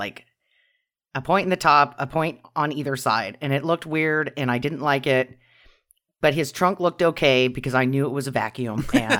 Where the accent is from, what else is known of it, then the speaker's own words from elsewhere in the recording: Idaho, United States; I'm from Idaho.